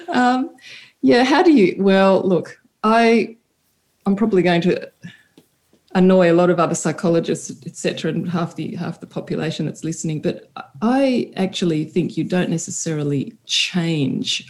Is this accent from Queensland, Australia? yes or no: no; Sydney, New South Wales, Australia; now in Italy; we are originally from Australia, Stephen from Adelaide, and me from Sydney, though I have an Italian family background